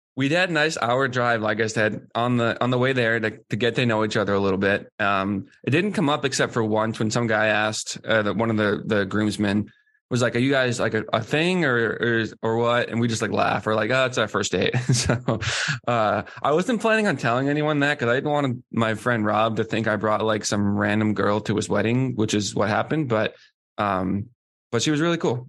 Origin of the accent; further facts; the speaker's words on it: Boston, Massachusetts, United States; my hometown team